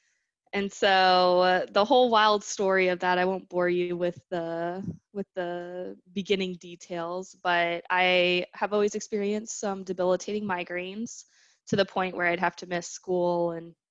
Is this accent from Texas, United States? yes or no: yes; Austin, Texas, United States; also born or lived in Michigan; I am originally from Austin.